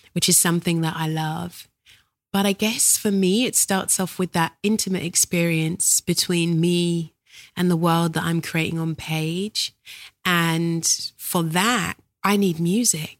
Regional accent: London, United Kingdom; I was born in South London.

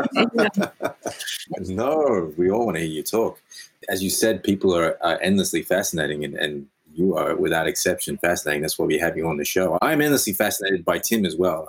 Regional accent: Australia; Yes, I'm Australian.

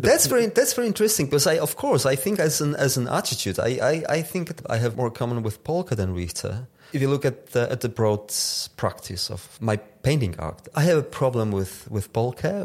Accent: Tarnów, Lesser Poland, Poland; the suburbs of my hometown with the chimneys at the background

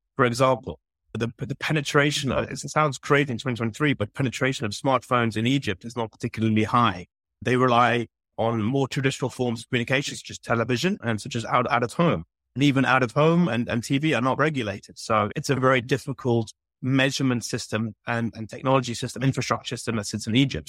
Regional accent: London, United Kingdom; moved away as an adult; now in Dubai, United Arab Emirates; I'm a Londoner. I was born in London and I was raised there

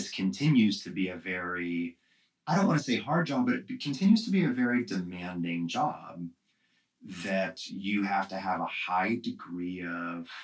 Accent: Midwest, United States; I'm from the Midwest.

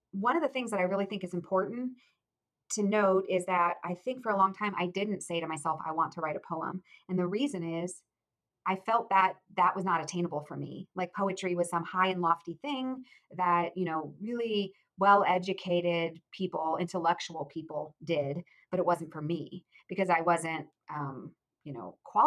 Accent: Akron, Ohio, United States; I grew up in Ohio, in Akron, Ohio

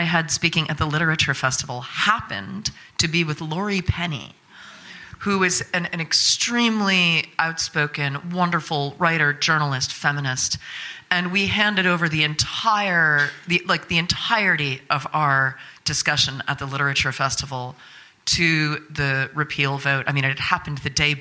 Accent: United States; I'm from America, you know, where everything is fine

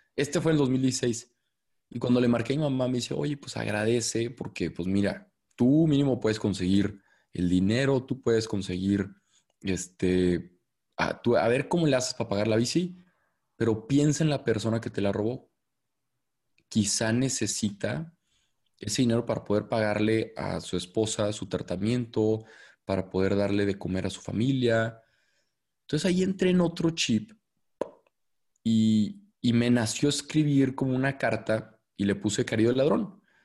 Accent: Torreón, Coahuila, Mexico; moved away as an adult; also born or lived in Monterrey; Soy de Torreón, Coahuila, que es una ciudad acá en el norte

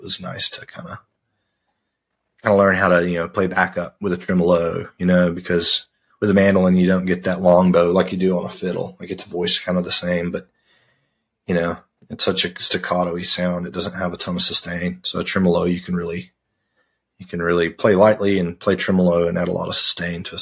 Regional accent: Arkansas, United States; I grew up in Arkansas

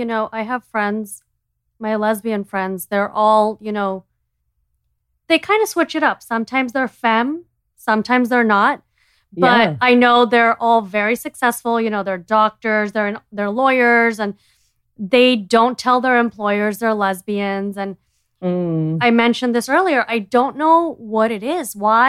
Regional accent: India; as an Indian, you know, we are brainwashed with all these social constructs.

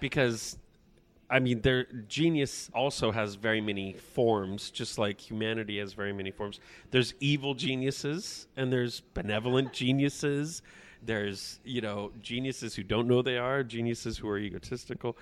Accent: Porterville, California, United States; growing up in Porterville, it's the kind of town, because there's not a whole lot going on

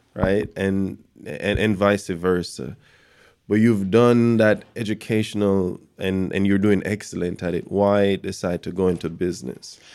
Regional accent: Jamaica; growing up in Jamaica

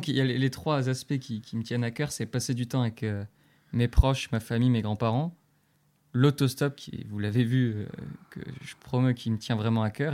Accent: Metz, Grand Est, France; je suis originaire de Metz euh, depuis toujours

